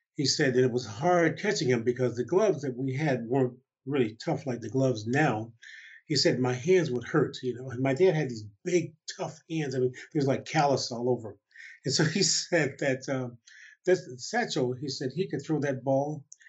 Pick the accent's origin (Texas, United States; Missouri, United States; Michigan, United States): Michigan, United States; Detroit; also born or lived in Montgomery, Alabama / Chicago; when I was nine, the family then moved to Detroit